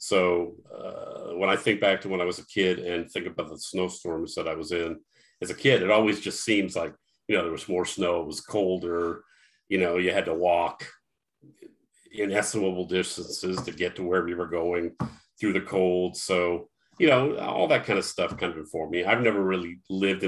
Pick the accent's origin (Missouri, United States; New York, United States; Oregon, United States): Missouri, United States; St. Louis; now in Illinois, United States; I'm from Missouri, St. Louis, but we live in Illinois now